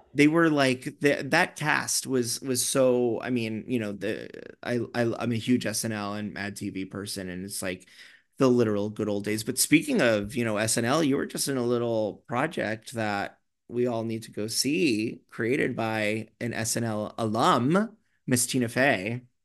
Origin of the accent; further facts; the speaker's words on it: New York, United States; I'm such a New Yorker